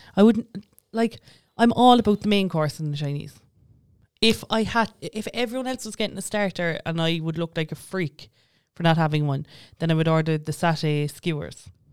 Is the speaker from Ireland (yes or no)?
yes; Tower, Munster, Ireland; I grew up in Tower